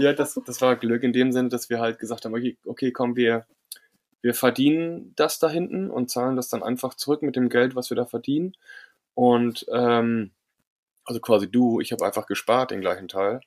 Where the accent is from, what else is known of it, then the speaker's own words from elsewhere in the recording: Germany; als Deutscher